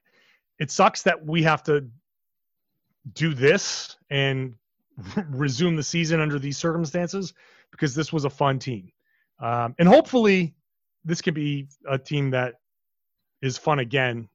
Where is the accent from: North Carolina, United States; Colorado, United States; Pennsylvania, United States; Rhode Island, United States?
Rhode Island, United States; I grew up in Rhode Island, so I grew up a Celtics fan